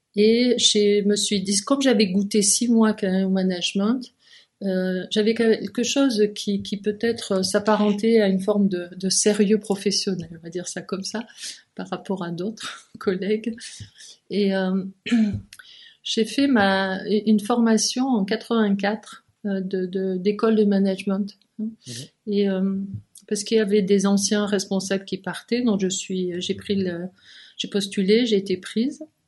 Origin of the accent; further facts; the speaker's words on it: Provence-Alpes-Côte d'Azur, France; moved away as an adult; also born or lived in Lyon, France; now in Geneva, Switzerland; j'étais du Midi, j'étais de la Provence